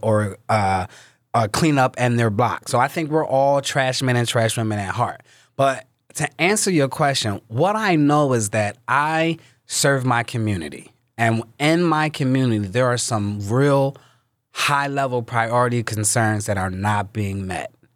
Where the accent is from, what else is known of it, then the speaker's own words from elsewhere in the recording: Philadelphia, Pennsylvania, United States; I was born and raised in North Philadelphia by Temple's campus